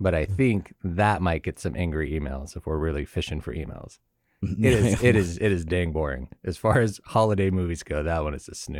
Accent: Connecticut, United States; What I know about the show is whenever I tell someone I'm from Connecticut, it is very common

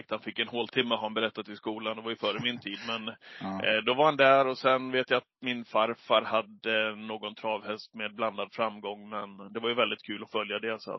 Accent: Leksand, Dalarna County, Sweden; Och eh, vi, eller jag är uppväxt i, i Leksand i Dalarna, men eh, vi var väldigt mycket uppe hos min farmor och farfar när jag var yngre.

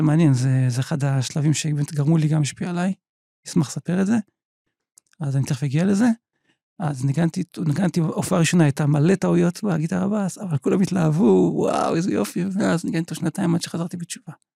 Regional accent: Petah Tikva, Central District, Israel; נולדתי בפתח תקווה לפני יותר מ-50 שנה

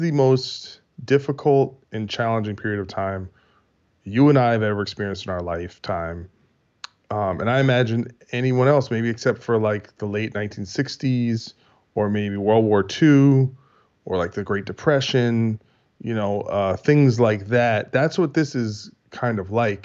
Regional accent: United States; We're American

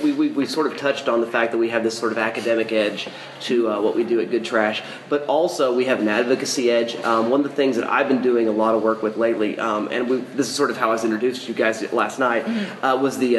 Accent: Oklahoma, United States; coming to my home state

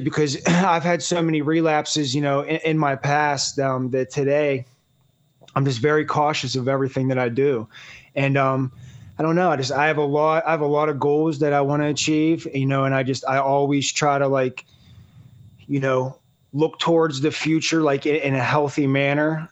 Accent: Pittsburgh, Pennsylvania, United States; I'm from Pittsburgh, Pennsylvania.

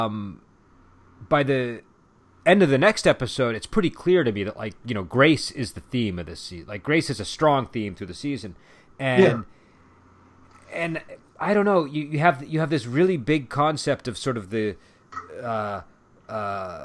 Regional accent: United States; As an American

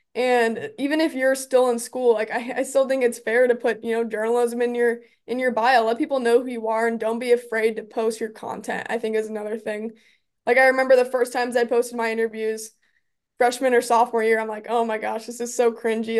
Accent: Omaha, Nebraska, United States; growing up in Omaha as a Creighton basketball fan

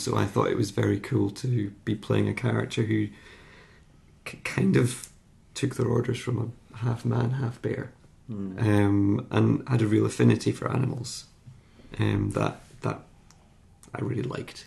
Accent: Scotland, United Kingdom; I'm Scottish

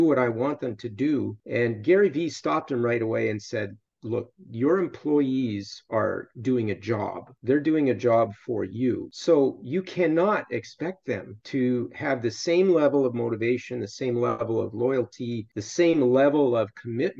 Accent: Canada; moved away as an adult; also born or lived in Iowa, United States / Middle East; I went to university in the States, even though I'm Canadian

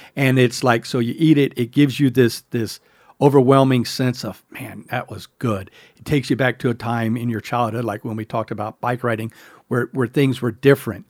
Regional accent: the South, United States; I grew up in the South

